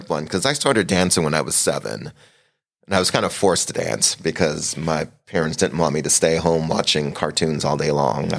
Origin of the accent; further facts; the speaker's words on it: Montreal, Quebec, Canada; also born or lived in Trinidad and Tobago; Where I'm from, I was born in Trinidad, mm-hmm. Trinidad and Tobago, but I grew up in Canada, Montreal, Quebec. So that's where I actually started dancing, was in Montreal. So those are my roots.